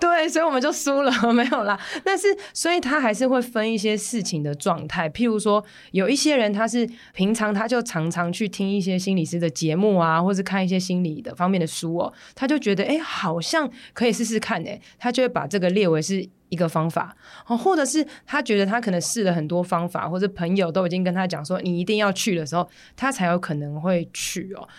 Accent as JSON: {"language": "Chinese", "region": "Taipei", "country": "Taiwan", "said": "我是台北人"}